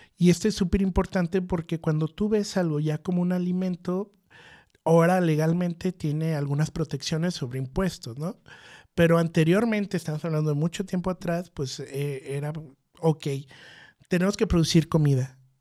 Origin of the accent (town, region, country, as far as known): Mexico; now in Guadalajara, Mexico